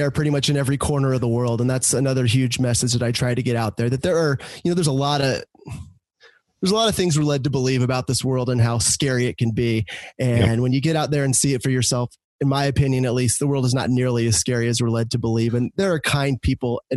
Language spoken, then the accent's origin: English; Orange County, California, United States; I grew up in Orange County